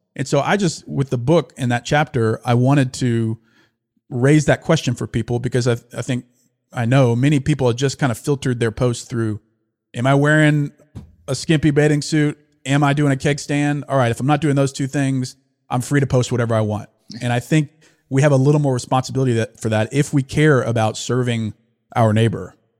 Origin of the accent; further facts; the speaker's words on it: Louisiana, United States; also born or lived in Fayetteville, Arkansas / Austin; now in Dallas, United States; I grew up in Louisiana.